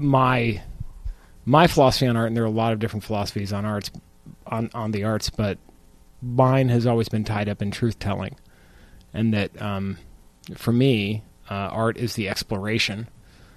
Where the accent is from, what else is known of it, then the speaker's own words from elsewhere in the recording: Phoenix, Arizona, United States; moved away as an adult; also born or lived in Chicago; I was born and raised in Phoenix